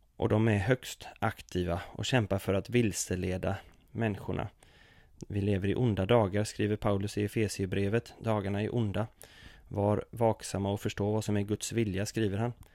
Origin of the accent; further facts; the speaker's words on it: Sweden; min uppväxt inom oasrörelsen i Sverige